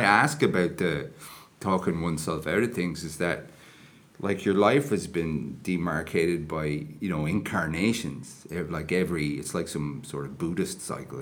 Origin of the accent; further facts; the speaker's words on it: Enniscorthy, County Wexford, Ireland; we were on Friary Hill.